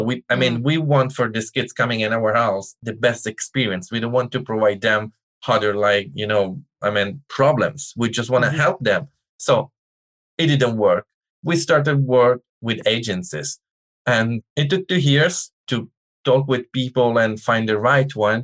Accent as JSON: {"language": "English", "country": "Italy", "second_language": "English", "moved": "as an adult", "lives_now": "United States", "said": "I'm from Italy. All my family is from Italy."}